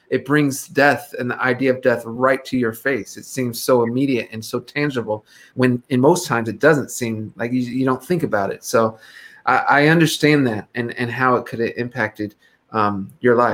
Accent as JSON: {"language": "English", "country": "Ghana", "said": "I'm from Ghana."}